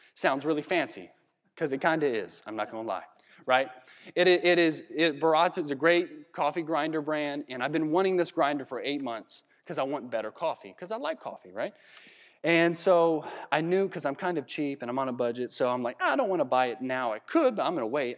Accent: Virginia, United States; we're from Virginia

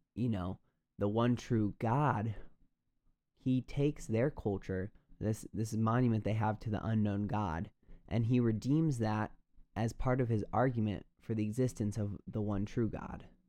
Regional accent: United States; we as American suburban Christians, at least that's my background

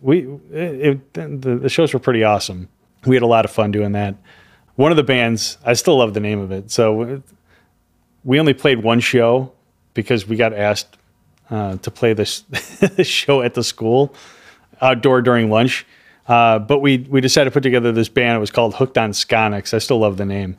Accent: Chicago, Illinois, United States; moved away as an adult; also born or lived in Miami / Florida; I'm from Chicago.

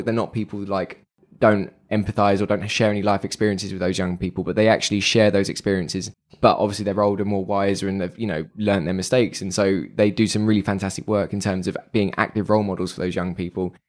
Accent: London, United Kingdom; being a Londoner

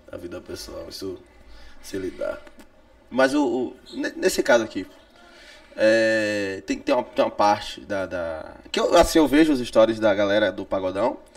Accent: Salvador, Bahia, Brazil; também sou de Cajazeiras

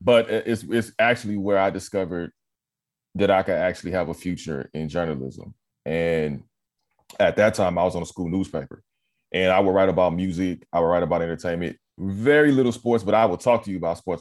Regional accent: Los Angeles, California, United States; also born or lived in Carson / Inglewood / Long Beach; I'm born and raised in L

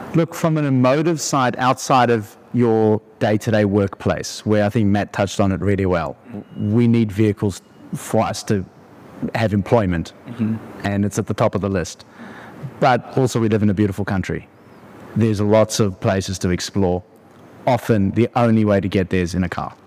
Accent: South Africa; moved away as an adult; also born or lived in Australia; I grew up in South Africa. I moved overseas to Australia

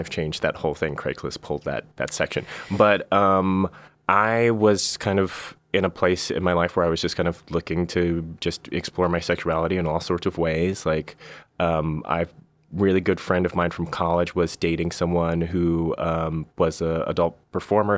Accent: Bay Area, California, United States; I'm, I'm from the Bay Area originally

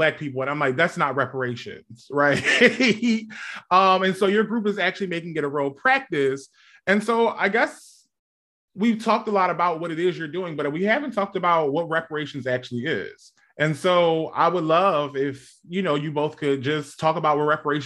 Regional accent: Philadelphia, Pennsylvania, United States; I'm from Germantown, native Germantowner here.

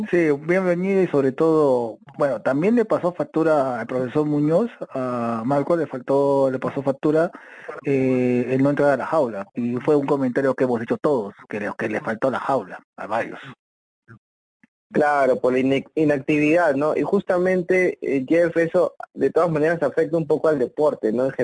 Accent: Ayacucho, Peru; now in Lima, Peru; Yo salí de Ayacucho, me fui para Lima y empecé a hacer un campamento.

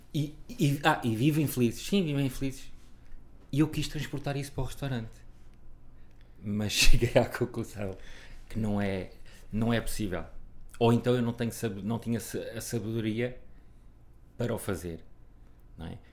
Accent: Figueira da Foz, Coimbra District, Portugal; moved away; eu e a minha irmã nascemos na Figueira da Foz

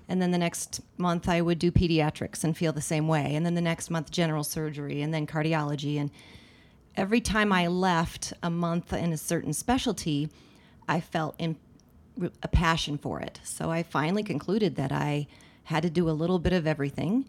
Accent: Littleton, Colorado, United States; I grew up mostly in Littleton, um, in the middle class suburbs. Uh, went to Arapahoe High School

